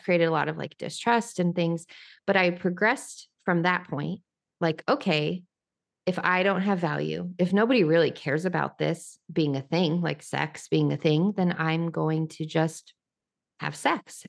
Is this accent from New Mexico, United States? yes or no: yes; New Mexico, United States; now in Nashville, United States; I'm from New Mexico